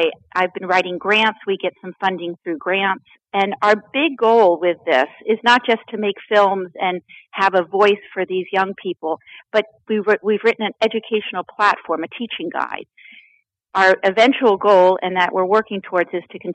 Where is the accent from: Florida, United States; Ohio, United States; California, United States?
Florida, United States; I grew up in Florida